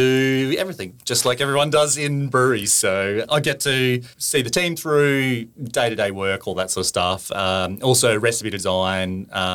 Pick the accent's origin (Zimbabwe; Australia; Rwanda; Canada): Australia; Barossa Valley, South Australia; now in Sunshine Coast, Australia; I'm originally from South Australia in the Barossa Valley